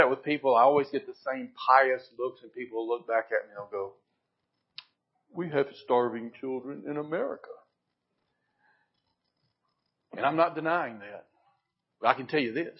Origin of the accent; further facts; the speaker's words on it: Old Hickory, Tennessee, United States; also born or lived in Sumner County, Tennessee; I was born and raised in Old Hickory, which is not too far from here